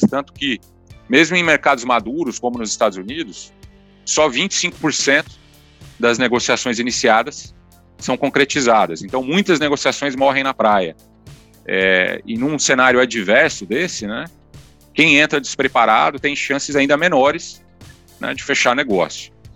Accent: Paraná, Brazil; also born or lived in Rio Grande do Sul / São Paulo / Curitiba / London; now in Vitória, Brazil; eu sou gaúcho criado no Paraná

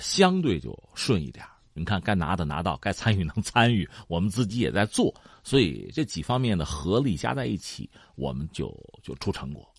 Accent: China; 我们中国人

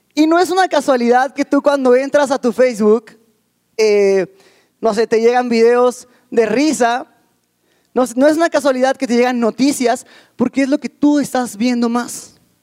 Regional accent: Ecatepec, State of Mexico, Mexico; yo vengo de la Ciudad de México, bueno, precisamente del, Estado de México, de Catepec

